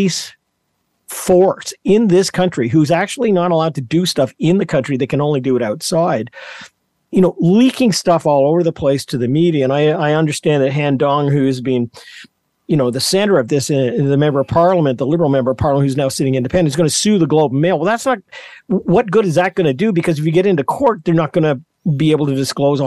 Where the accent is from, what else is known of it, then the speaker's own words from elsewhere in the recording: Canada; as a Canadian